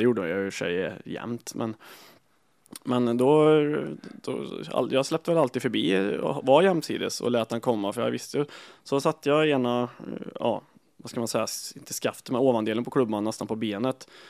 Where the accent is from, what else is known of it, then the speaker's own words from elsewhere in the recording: Kil, Värmland, Sweden; jag var eh, från Kil